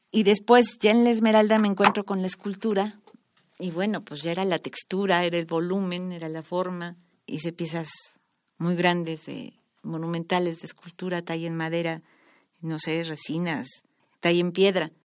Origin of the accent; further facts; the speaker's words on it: Mexico City, Mexico; yo nací en, en Coajimalpa, la delegación está de Coajimalpa. Ahí estudié la primaria, la secundaria